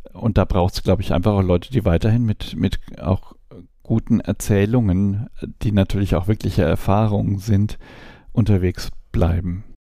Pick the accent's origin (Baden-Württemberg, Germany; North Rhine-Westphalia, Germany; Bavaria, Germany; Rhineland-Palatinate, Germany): Bavaria, Germany; Hammelburg; ich komme aus Hammelburg, Kleinstadt, älteste Weinstadt in Franken